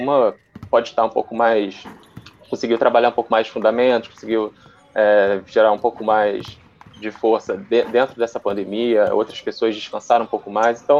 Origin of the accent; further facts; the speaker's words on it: Rio de Janeiro, Brazil; moved away as an adult; now in São Paulo, Brazil; Eu, eu vim do Rio, estou morando aqui em São Paulo há uns cinco meses.